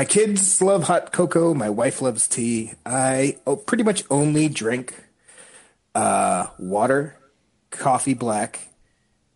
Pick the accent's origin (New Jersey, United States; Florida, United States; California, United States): Florida, United States; Tampa; moved away; I grew up in Tampa, Florida, which has a big Cuban section